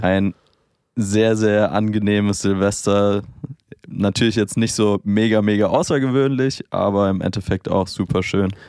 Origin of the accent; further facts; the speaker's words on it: Germany; bei uns in Deutschland